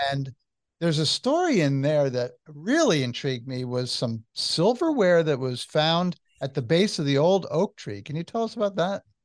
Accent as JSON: {"language": "English", "region": "New Jersey", "country": "United States", "said": "I'm from New Jersey"}